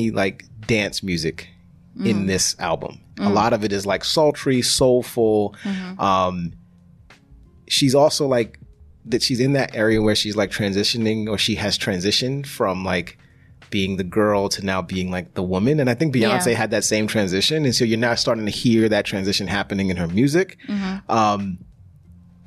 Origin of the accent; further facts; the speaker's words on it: New York City, New York, United States; I'm from Harlem